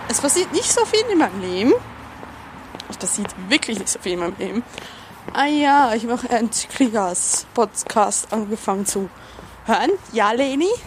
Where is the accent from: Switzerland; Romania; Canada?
Switzerland; ich darf das, ich bin Schweizerin. Zudem kann ich nur den authentischsten Schweizer Akzent nachmachen, nebst den Schweizer, die wirklich so sprechen. Weil meine ganze Familie spricht so.